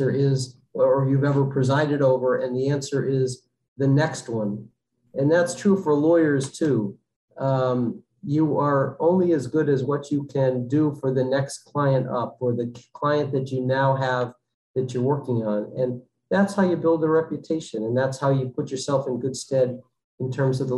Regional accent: Connecticut, United States; moved away as an adult; now in Massachusetts, United States; I grew up in Connecticut

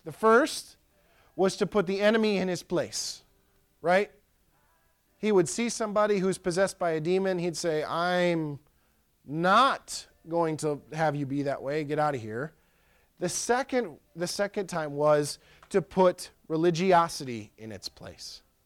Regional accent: Pierce County, Wisconsin, United States; born or raised there

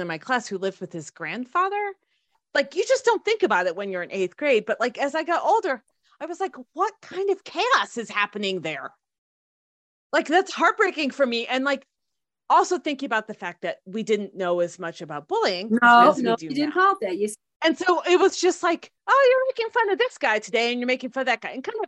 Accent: India; I'm both Indian and also not Catholic.

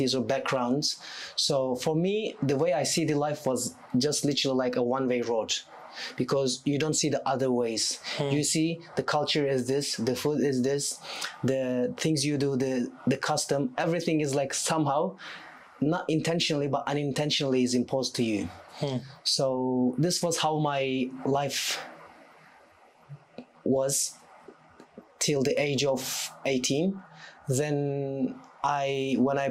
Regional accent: Anatolia, Turkey; English is a second language; moved away as an adult; also born or lived in Istanbul, Turkey / England; I was born and raised in Istanbul for a while. I lived in Istanbul for 6 years. Then I moved to a city in Anatolia, which was quite a small town

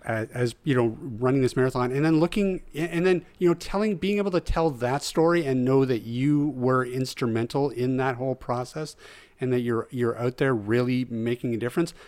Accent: Mackenzie, British Columbia, Canada; moved away; I lived in Mackenzie for, like, yeah, from grade one to grade twelve.

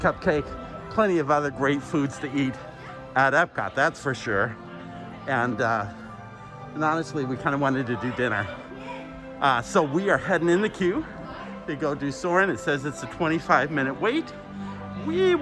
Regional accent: Arizona, United States; also born or lived in Colombia; I'm from Arizona

